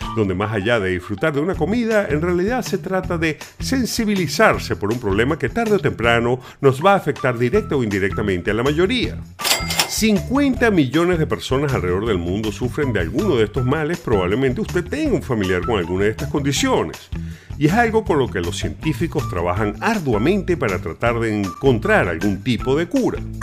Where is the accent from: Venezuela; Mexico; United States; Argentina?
Venezuela; sabemos los venezolanos